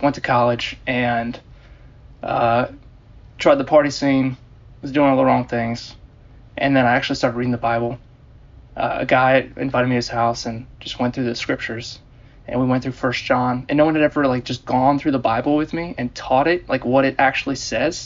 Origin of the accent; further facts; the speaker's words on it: Germantown, Maryland, United States; also born or lived in Baltimore, Maryland; I grew up in Germantown, Maryland, in Montgomery County, outside D.C.